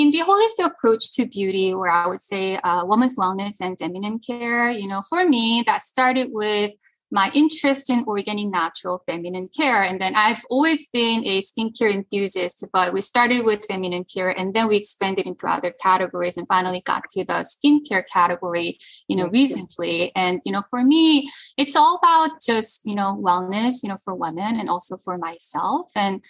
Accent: South Korea; also born or lived in Paris, France / United States; So I was born in Korea. My family moved to Paris when I was little, and then we moved back to Korea, and then we moved to the US for the first time when I was in middle school, and then my family moved back to Korea.

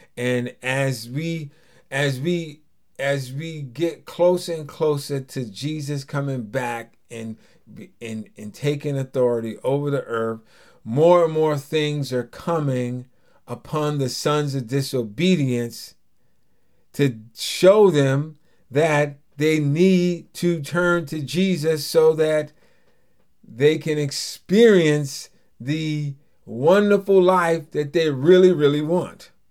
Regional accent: Hempstead, New York, United States; growing up in Hempstead

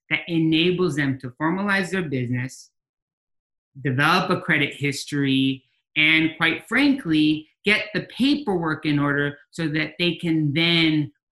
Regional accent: Mexico; moved away as an adult; now in United States; we grew up in Mexico from 12 to 20 years old, something that I think does reflect in the cultural and nuance of how Camino Financial does work today with our members. Uh, we came back to the US in re pursuit of that American dream.

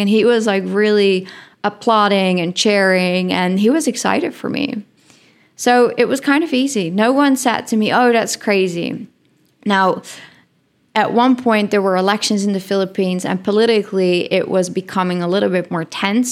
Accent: Netherlands; English is a second language; moved away as an adult; I come from the Netherlands

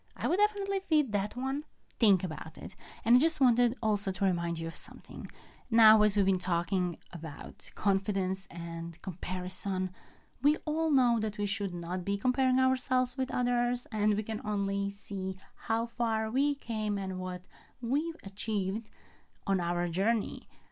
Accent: Croatia; moved away; I am in Croatia at the moment, traveling, visiting my hometown

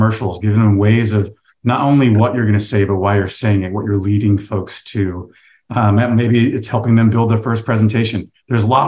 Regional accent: the South, United States; now in San Diego, United States; I'm from the South, so I have a little bit tighter community around me

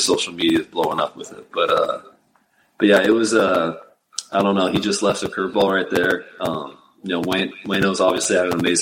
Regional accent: Portland, Oregon, United States; Where we grew up in Portland, Oregon

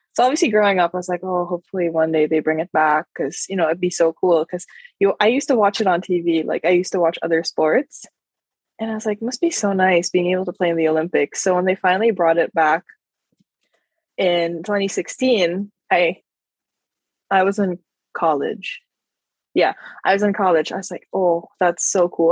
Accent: Philippines; growing up in the Philippines

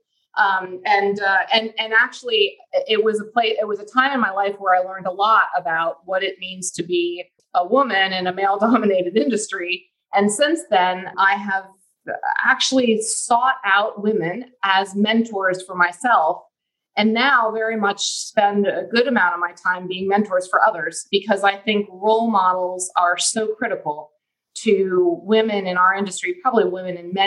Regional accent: Ohio, United States; moved away as an adult; also born or lived in Pennsylvania; now in Houston, United States; I grew up in Ohio

